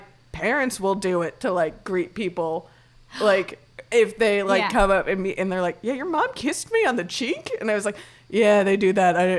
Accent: Miami, Florida, United States; where I grew up in Miami, it's a very Latin culture.

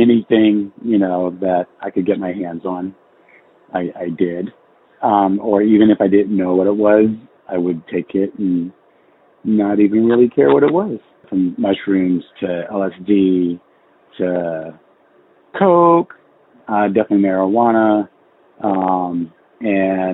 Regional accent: outside of Houston, Texas, United States; also born or lived in Bay Area, California / San Francisco; now in Los Angeles, United States; I grew up outside of Houston

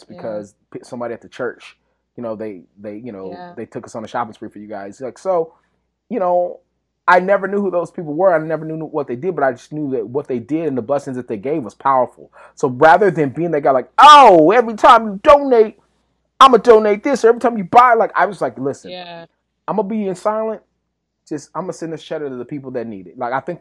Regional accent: West Texas, United States; I'm from West Texas.

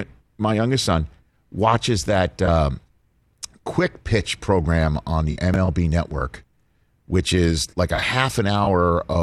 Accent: New York City, New York, United States; he's from Queens, I'm from Staten Island.

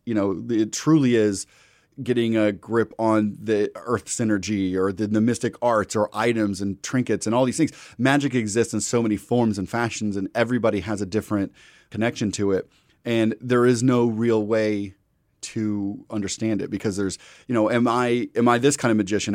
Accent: Midwest, United States; I'm from the Midwest

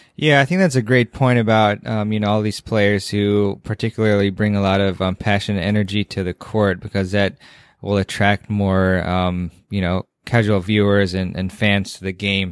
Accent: Washington, District of Columbia, United States; my hometown is in D C.

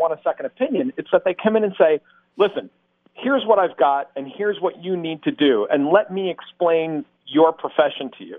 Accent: Massachusetts, United States; moved away; I grew up in Massachusetts

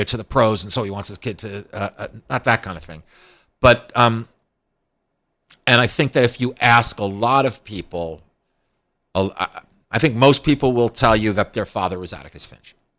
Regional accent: Scarsdale, New York, United States; I came from a place, Scarsdale, New York

